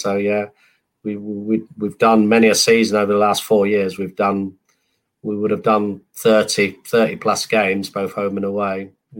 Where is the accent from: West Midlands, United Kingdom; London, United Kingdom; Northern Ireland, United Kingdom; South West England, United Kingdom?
London, United Kingdom; now in England; that's when I went from being a Londoner to a Northerner. Now I've been in the North probably 31 years and 29 in London.